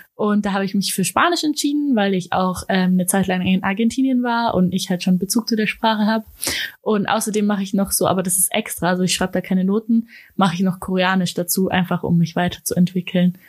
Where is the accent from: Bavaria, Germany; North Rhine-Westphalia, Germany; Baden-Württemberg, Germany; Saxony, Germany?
Baden-Württemberg, Germany; Ulm; ich komme aus Ulm